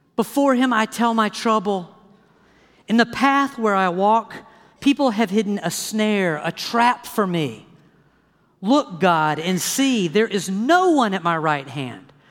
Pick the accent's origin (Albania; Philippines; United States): United States; the South; I grew up in the South